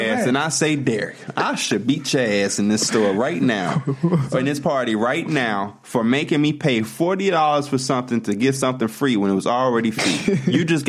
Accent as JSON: {"language": "English", "town": "Chicago", "region": "Illinois", "country": "United States", "said": "we're from Chicago."}